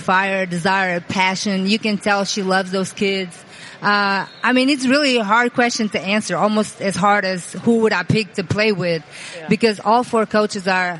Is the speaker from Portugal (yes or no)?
yes; Portugal; moved away as an adult; I grew up in Portugal, small country next to Spain in Europe